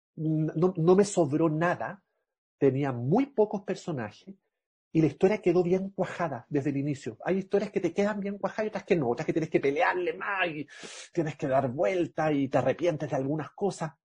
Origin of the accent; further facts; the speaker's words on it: Chile; Soy chileno